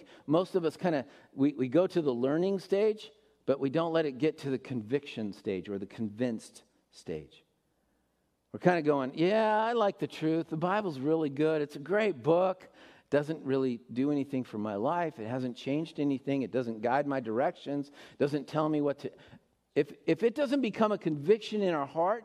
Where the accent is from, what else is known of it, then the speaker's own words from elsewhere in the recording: United States; as American Christians